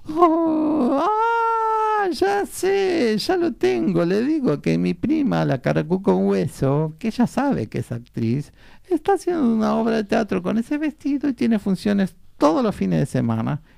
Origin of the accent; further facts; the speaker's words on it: Buenos Aires, Argentina; nací, entre, en eh, en Mataderos entre hinches y carniceros